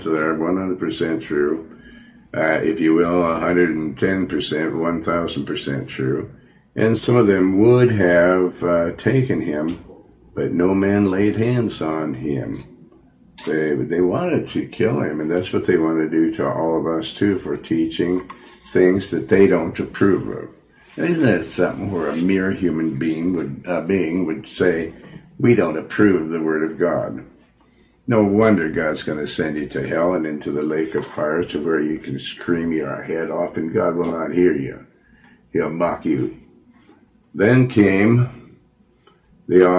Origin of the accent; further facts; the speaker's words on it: Montana, United States; also born or lived in Joplin, Missouri; I was born in Joplin, Missouri, and I was raised in Montana